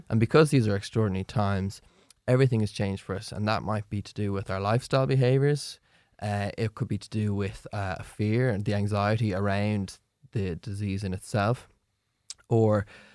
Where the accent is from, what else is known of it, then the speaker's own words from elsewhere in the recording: Ireland; as an Irish population